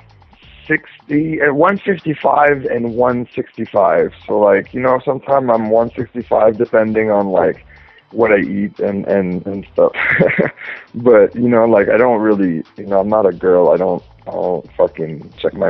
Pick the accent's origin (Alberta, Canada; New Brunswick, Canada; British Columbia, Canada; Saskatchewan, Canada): New Brunswick, Canada; Edmundston; moved away; I was born and raised in a small town in New Brunswick, Canada. It's called Edmundston